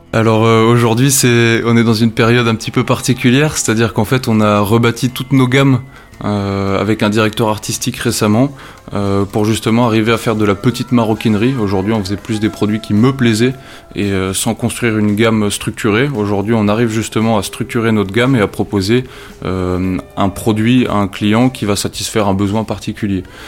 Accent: Nord, Hauts-de-France, France; moved away; also born or lived in Loir-et-Cher; Le Nord, pour moi, ça représente beaucoup. C'est ma région natale.

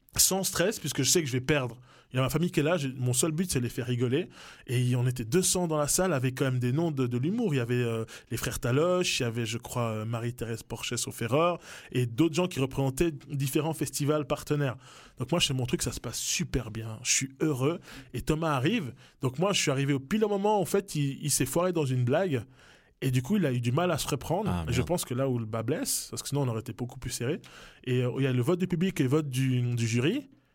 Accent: Neuchâtel, Switzerland; also born or lived in Kinshasa, DR Congo; Je suis arrivé à, dans le canton de Neuchâtel à, quelques mois

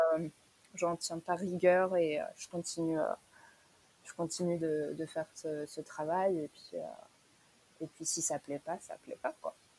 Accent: France; je suis française

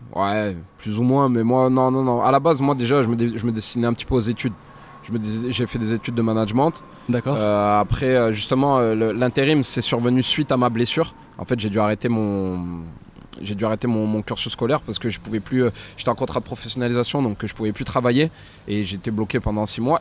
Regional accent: Clermont-Ferrand, Auvergne-Rhône-Alpes, France; chez moi à Clermont

